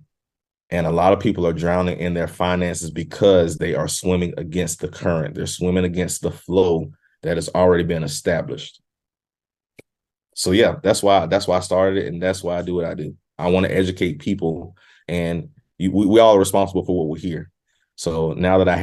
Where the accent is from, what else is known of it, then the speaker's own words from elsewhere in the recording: South Carolina, United States; moved away as an adult; now in Virginia, United States; although I'm from South Carolina, I now reside in Virginia, been here for 8 years